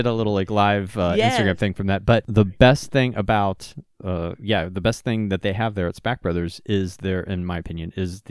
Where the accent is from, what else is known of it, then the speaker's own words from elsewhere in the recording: Pittsburgh, Pennsylvania, United States; moved away; I'm originally from Pittsburgh